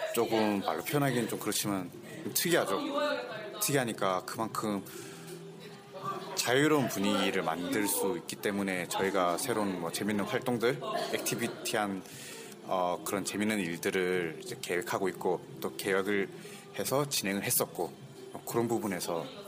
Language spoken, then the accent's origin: Korean; Busan, South Korea; now in Seoul, South Korea; 제가 고향이 부산인데